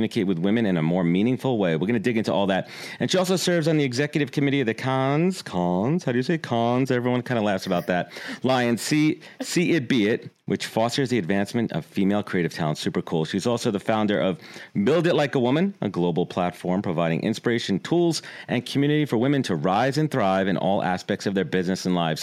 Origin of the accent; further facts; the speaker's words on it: New York City, New York, United States; when I was in middle school and growing up in Brooklyn